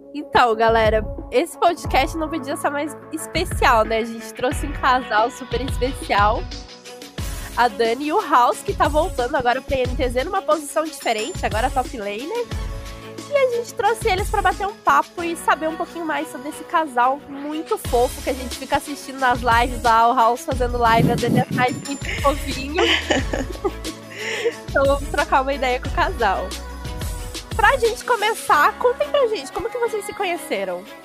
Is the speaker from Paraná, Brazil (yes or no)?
no; on the border with Argentina, interior of Rio Grande do Sul, Brazil; A gente é do Rio Grande do Sul, só que ele é da capital e eu sou do interior na divisa com a Argentina